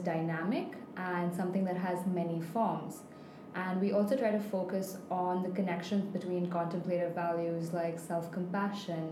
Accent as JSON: {"language": "English", "town": "Mumbai", "region": "Maharashtra", "country": "India", "moved": "as an adult", "lives_now": "Abu Dhabi, United Arab Emirates", "said": "I'm from Mumbai in India"}